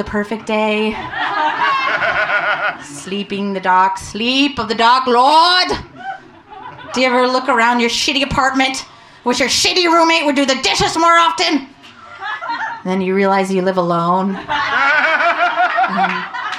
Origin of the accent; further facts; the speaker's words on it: Vancouver, Washington, United States; moved away as an adult; I grew up in Vancouver, Washington